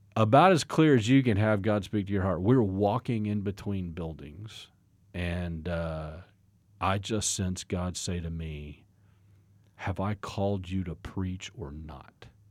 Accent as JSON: {"language": "English", "town": "Fort Worth", "region": "Texas", "country": "United States", "tie": "born or raised there", "moved": "as an adult", "lives_now": "Oklahoma, United States", "said": "I was born and raised in a suburb of Fort Worth, Texas"}